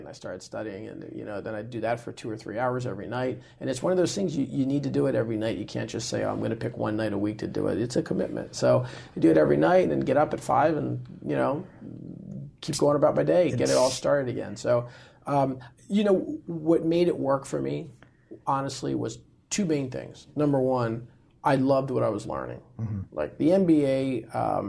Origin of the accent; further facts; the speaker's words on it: United States; I was born here in the U.S